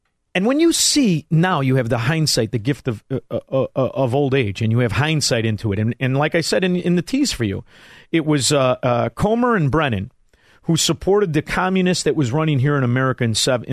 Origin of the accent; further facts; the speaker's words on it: Chicago, Illinois, United States; I'm from Chicago